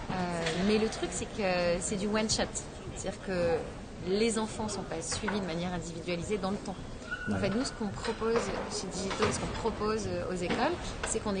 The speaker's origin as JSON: {"language": "French", "town": "Lyon", "region": "Auvergne-Rhône-Alpes", "country": "France", "said": "J'ai démarré ma carrière à Lyon, je suis lyonnaise."}